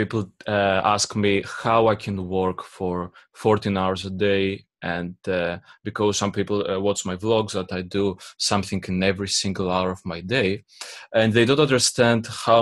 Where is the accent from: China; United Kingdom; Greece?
Greece; English is a second language; I'm from Greece